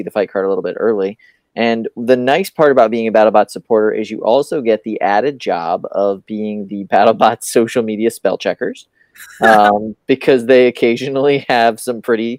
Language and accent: English; New York City, New York, United States; we're also all from Brooklyn